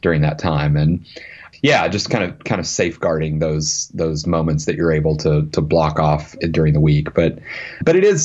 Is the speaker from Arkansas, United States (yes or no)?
yes; Arkansas, United States; moved away; I grew up in Arkansas